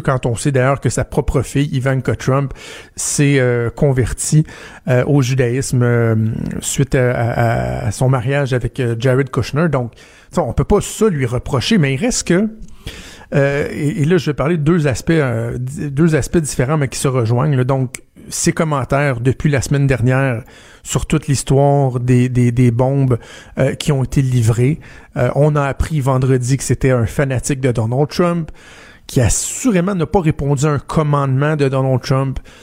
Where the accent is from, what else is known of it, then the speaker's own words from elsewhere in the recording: Quebec City, Quebec, Canada; chez nous à Québec